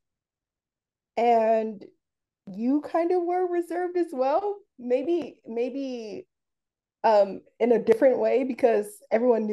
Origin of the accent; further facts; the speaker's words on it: Los Angeles, California, United States; also born or lived in San Diego; I grew up in South Central Los Angeles, California, and it shaped everything about me